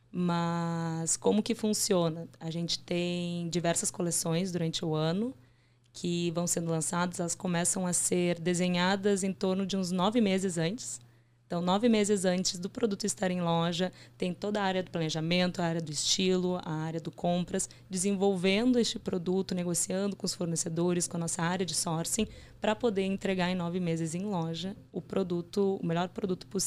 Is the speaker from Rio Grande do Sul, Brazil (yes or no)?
yes; Porto Alegre, Rio Grande do Sul, Brazil; moved away as an adult; now in São Paulo, Brazil; Eu sou de Porto Alegre.